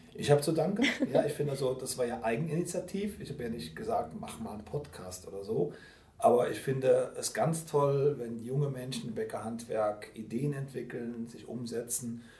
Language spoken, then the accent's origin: German; Rhineland, Germany; Bin Rheinländer